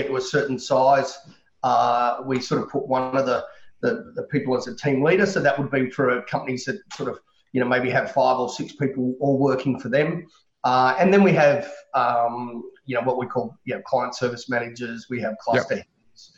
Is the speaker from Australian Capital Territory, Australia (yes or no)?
yes; Canberra, Australian Capital Territory, Australia; moved away as an adult; also born or lived in Sydney; I was born and bred in Canberra